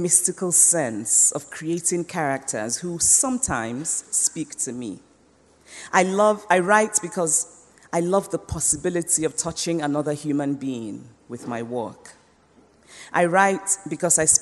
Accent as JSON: {"language": "English", "town": "Nsukka", "region": "Enugu State", "country": "Nigeria", "tie": "born or raised there", "also_born_or_lived": "Anambra State, Nigeria / United States", "moved": "as an adult", "said": "When I was growing up in Nsukka, the university town in southeastern Nigeria"}